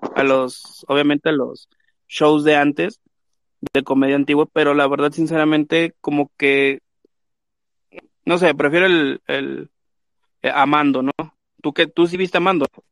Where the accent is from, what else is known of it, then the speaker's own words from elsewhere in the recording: Mexico; soy este mexicano